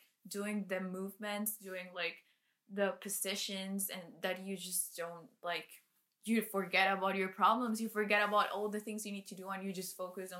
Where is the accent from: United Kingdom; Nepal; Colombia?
Colombia; English is a second language; moved away as an adult; now in Canada; I was born and raised in Colombia, but 2 years ago I moved to Canada